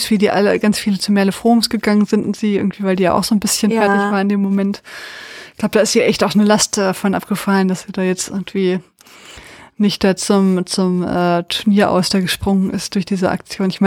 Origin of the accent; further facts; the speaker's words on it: Austria; ja, als, ich, als Österreicher.